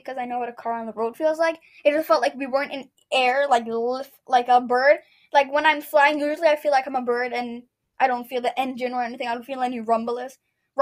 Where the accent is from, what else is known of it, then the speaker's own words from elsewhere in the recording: Canada; we're just Canadian, we're just Canadiani